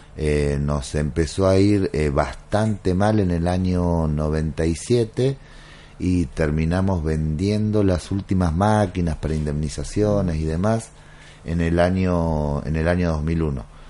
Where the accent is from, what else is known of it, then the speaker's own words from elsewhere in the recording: San Miguel, Buenos Aires Province, Argentina; moved away as an adult; now in Santiago del Estero, Argentina; Yo nací en Buenos Aires.